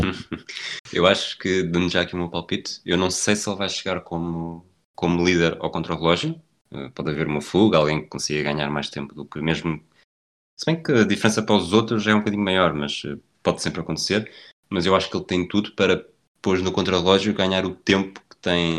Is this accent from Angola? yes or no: no; Portugal; somos portugueses